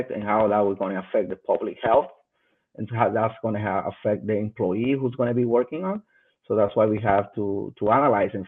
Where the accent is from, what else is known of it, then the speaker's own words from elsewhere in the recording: Dominican Republic; moved away; I'm originally from the Dominican Republic